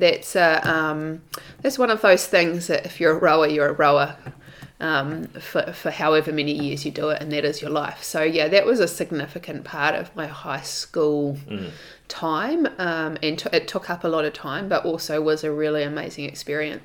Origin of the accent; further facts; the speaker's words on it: Hastings, Hawke's Bay, New Zealand; moved away as an adult; also born or lived in Whakatane / Wellington / London; now in Queenstown, New Zealand; all of my memories really are from growing up in Hawke's Bay